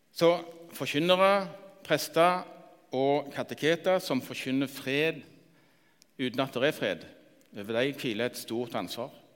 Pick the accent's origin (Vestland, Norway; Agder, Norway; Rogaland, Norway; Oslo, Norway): Rogaland, Norway; Randaberg; Jeg vokste opp på Randaberg, fem mil lenger nord.